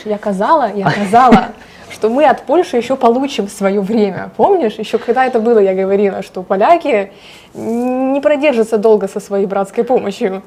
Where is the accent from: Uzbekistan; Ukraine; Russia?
Ukraine; я украинка, я здесь родилась, выросла, конечно, у меня э, душа и сердце болит за свою страну